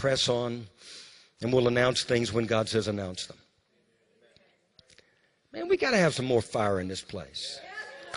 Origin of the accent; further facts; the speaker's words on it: Louisiana, United States; When I was growing up in Louisiana, you know, as a little boy, I used to ride the bus.